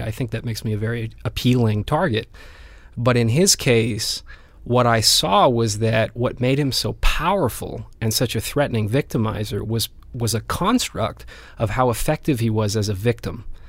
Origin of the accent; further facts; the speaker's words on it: Vancouver, British Columbia, Canada; moved away as an adult; also born or lived in Spain; I grew up in Vancouver, and, and I left Vancouver when I was about 18, 19 to go to Spain